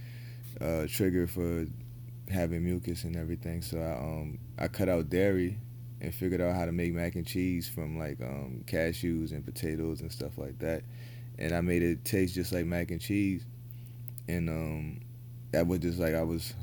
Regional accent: New Orleans, Louisiana, United States; now in Houston, United States; I'm originally from New Orleans

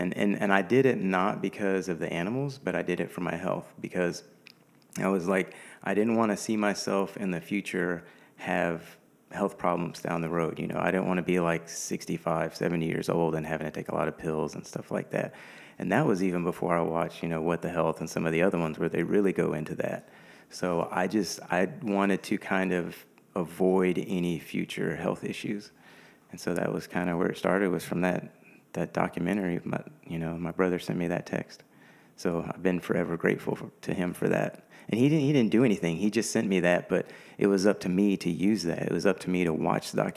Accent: Houston, Texas, United States; I'm from Houston. I'm a native Houstonian, so I've been here pretty much all my life

